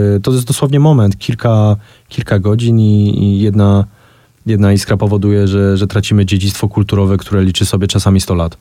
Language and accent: Polish; Kraków, Lesser Poland, Poland; jestem Krakusem e, i, i, za całe życie mieszkam w Krakowie